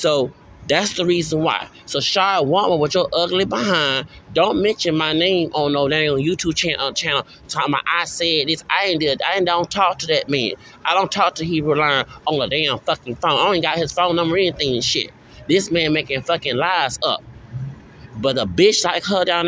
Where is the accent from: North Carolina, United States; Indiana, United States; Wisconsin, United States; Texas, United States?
Texas, United States; I'm from Texas